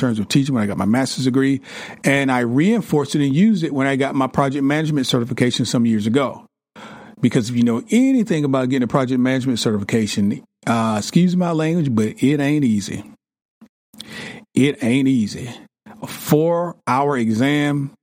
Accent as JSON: {"language": "English", "region": "the South", "country": "United States", "said": "I'm from the South"}